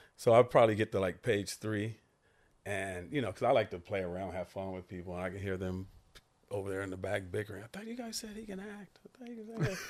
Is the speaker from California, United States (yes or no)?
yes; Santa Monica, California, United States; I grew up in Santa Monica, California. I went to, you know, Santa Monica High School